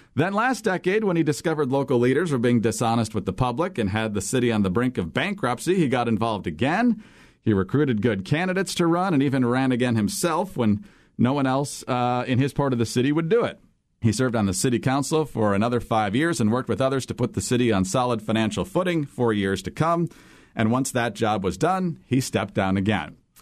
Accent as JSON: {"language": "English", "region": "Michigan", "country": "United States", "tie": "born or raised there", "said": "growing up in Michigan"}